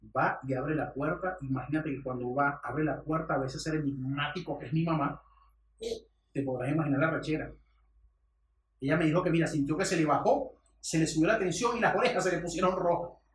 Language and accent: Spanish; Venezuela